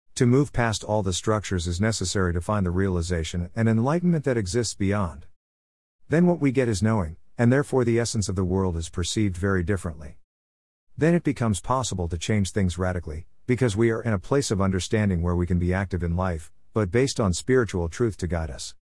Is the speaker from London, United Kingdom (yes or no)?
yes; London, United Kingdom; moved away as an adult; also born or lived in India; now in New Zealand; I was born in London nineteen forty-seven